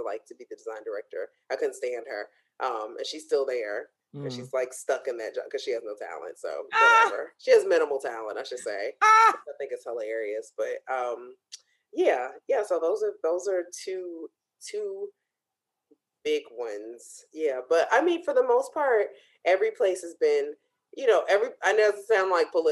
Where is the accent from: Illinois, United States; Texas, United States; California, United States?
Illinois, United States; Chicago; moved away; we're both from Chicago, back home